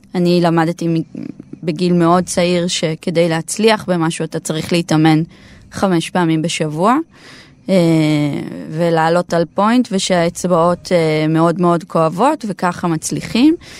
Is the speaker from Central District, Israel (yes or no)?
no; Nahariya, Northern District, Israel; אני מנהריה במקור